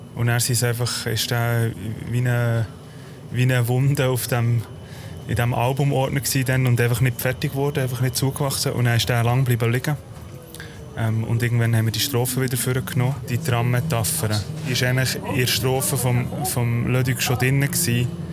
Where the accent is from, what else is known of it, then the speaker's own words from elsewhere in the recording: Bern, Switzerland; Wir sind beide in Bern aufgewachsen